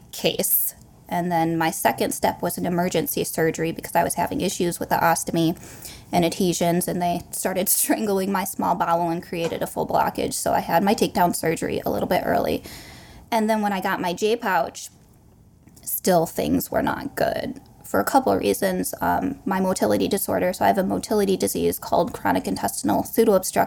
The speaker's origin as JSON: {"language": "English", "region": "Michigan", "country": "United States", "said": "We're both from Michigan"}